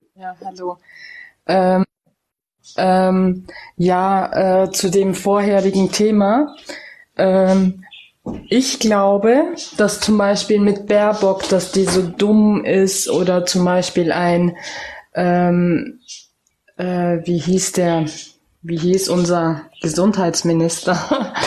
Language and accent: German; Germany; ich bin in Deutschland geboren, aufgewachsen